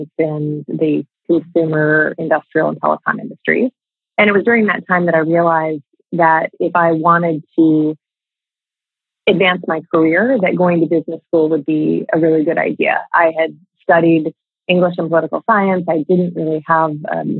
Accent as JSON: {"language": "English", "region": "Midwest", "country": "United States", "tie": "born or raised there", "also_born_or_lived": "Washington, D.C.", "said": "born in Washington, D.C., and I moved to the Midwest when I was 4, and both my parents are from Des Moines."}